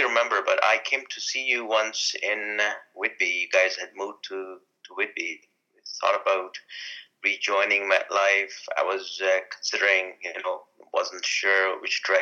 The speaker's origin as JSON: {"language": "English", "country": "India", "moved": "yes", "lives_now": "Canada", "said": "I'm Indian"}